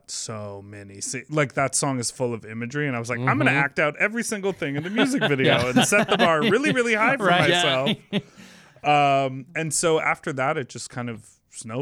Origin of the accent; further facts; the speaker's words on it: Chicago, Illinois, United States; I'm from Chicago, born and raised.